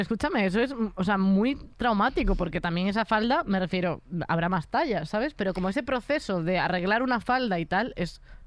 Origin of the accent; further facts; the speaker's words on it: a town next to A Coruña, Galicia, Spain; yo iba a un pueblo de al lado